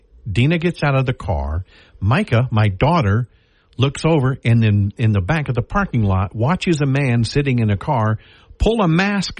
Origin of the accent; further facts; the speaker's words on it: Bossier City, Louisiana, United States; I grew up in Bossier.